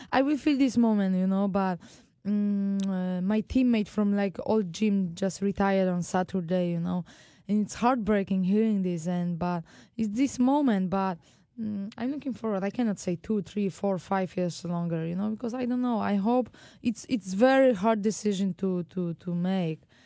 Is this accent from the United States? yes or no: no; Poland; moved away; back home to Poland